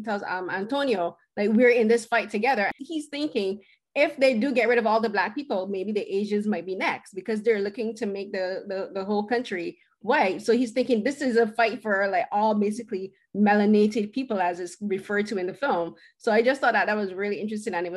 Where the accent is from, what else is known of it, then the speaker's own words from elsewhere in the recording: Barbados; now in Toronto, Canada; I'm West Indian, I'm Barbadian